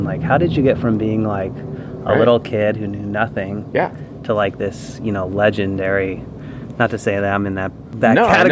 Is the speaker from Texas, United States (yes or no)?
no; Los Angeles, California, United States; I grew up in Southern California, and I grew up in the South Bay of Los Angeles